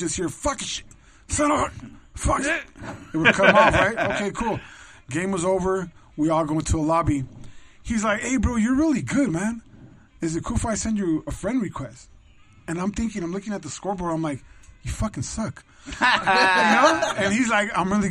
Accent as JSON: {"language": "English", "town": "South Gate", "region": "California", "country": "United States", "moved": "yes", "lives_now": "Moreno Valley, United States", "said": "I'm from Southgate."}